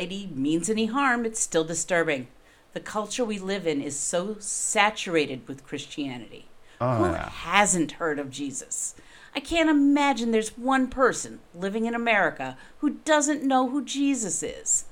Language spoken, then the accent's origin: English; New England, United States; I'm from New England